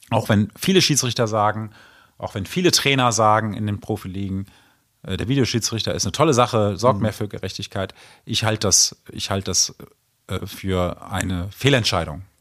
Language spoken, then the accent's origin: German; Rhineland, Germany; also ich bin ja Rheinländer und insofern